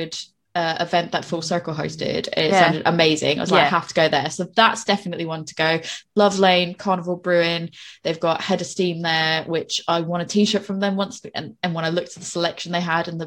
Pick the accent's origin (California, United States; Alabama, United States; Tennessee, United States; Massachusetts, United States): Massachusetts, United States; Boston; moved away; born and raised in Boston